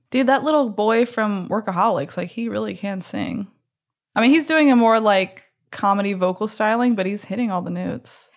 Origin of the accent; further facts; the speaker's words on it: Baton Rouge, Louisiana, United States; also born or lived in New Orleans; This was filmed in my hometown, actually, at L S U.